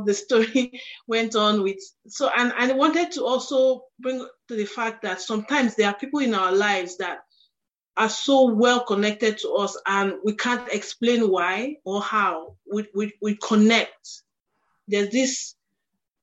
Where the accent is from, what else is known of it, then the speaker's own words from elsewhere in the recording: Nigeria; where I'm from, because I'm Nigerian